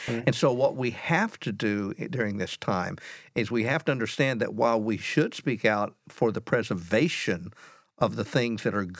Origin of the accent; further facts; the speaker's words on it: United States; I am an American.